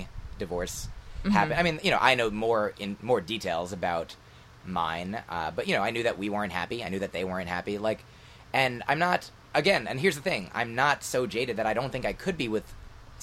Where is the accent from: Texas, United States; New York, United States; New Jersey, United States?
New Jersey, United States; moved away as an adult; also born or lived in Boston; I grew up in New Jersey and then went to school in Boston